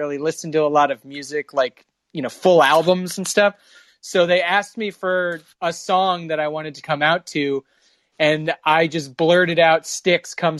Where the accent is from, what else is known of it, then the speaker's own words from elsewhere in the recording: Kansas, United States; moved away; I'm from Kansas, so we did backyard wrestling while you guys were playing football.